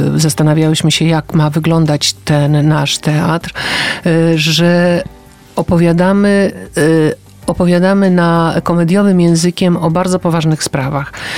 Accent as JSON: {"language": "Polish", "town": "Gdańsk", "region": "Pomeranian Voivodeship", "country": "Poland", "said": "jestem z Gdańska i tam się świętuje imieniny"}